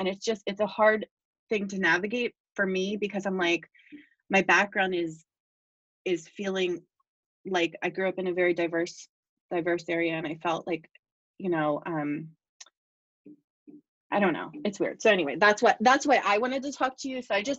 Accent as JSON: {"language": "English", "town": "Bristol", "region": "Pennsylvania", "country": "United States", "tie": "born or raised there", "said": "I actually grew up in Bristol in Bucks County. I'm not from Bucks County at all. And I grew up, my mom's actually from Boyertown, and we moved here about 6 years ago."}